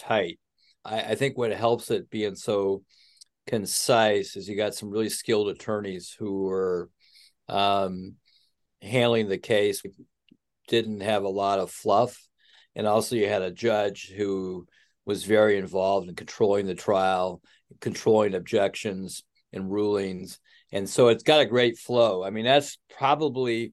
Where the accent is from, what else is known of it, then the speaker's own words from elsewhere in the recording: Chicago, Illinois, United States; But for me as a Chicagoan